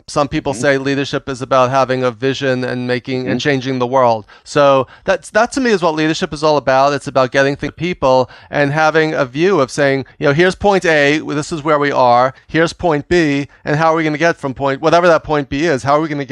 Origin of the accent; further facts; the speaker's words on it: New York, United States; I'm from New York